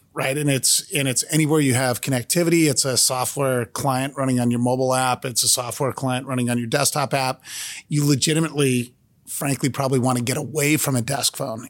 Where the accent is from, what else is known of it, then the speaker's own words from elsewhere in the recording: Cupertino, California, United States; born and raised in Cupertino, California.